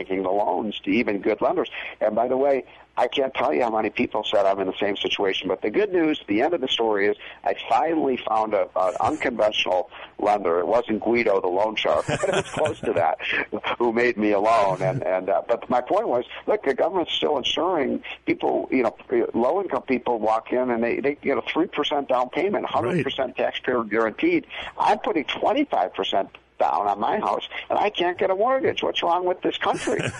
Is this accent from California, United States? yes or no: no; Illinois, United States; my home state of Illinois